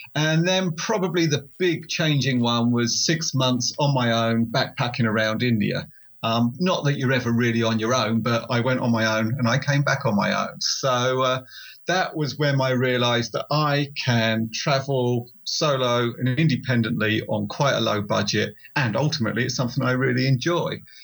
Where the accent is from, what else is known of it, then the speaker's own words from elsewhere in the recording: Essex, East of England, United Kingdom; I write uh, motorcycle overland books, and I'm from Essex in England.